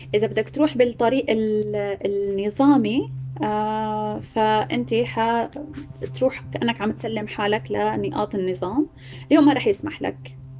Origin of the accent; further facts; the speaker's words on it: Homs, Homs Governorate, Syria; moved away as an adult; also born or lived in Aleppo; now in Turkey; اني من آه، من حمص